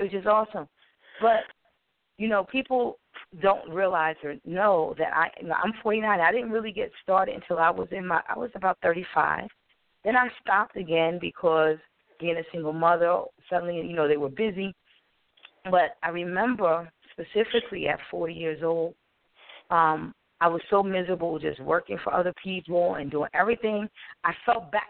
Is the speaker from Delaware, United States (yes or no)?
yes; Wilmington, Delaware, United States; I'm from Wilmington, Delaware